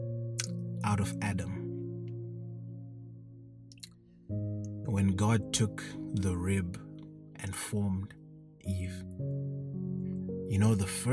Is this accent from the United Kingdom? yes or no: no; Zimbabwe; I come from Zimbabwe